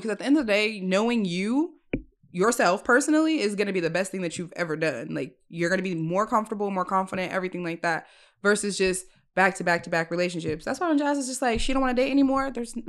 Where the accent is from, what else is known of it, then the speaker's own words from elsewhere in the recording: California, United States; No, so I'm not from here. I'm from California. So moving here is just like, I don't know anybody here.